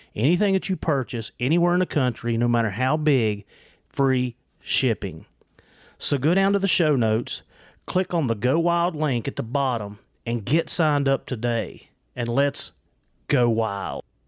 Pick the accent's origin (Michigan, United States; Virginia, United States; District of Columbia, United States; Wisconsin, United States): Virginia, United States; Southwest; accent: Southwest Virginia, Appalachian; it's my accent. I'm telling you, it's the Southwest Virginia.